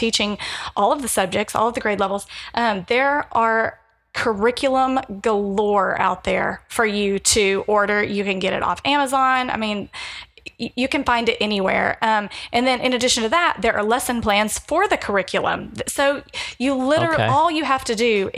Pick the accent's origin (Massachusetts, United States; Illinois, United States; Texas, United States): Texas, United States; Fort Worth; I'm from Fort Worth.